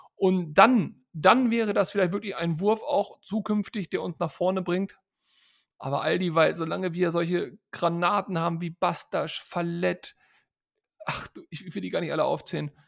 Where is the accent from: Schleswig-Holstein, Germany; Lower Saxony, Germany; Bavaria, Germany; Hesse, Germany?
Lower Saxony, Germany; Hanover; moved away; also born or lived in North Rhine-Westphalia; Ich bin in Hannover geboren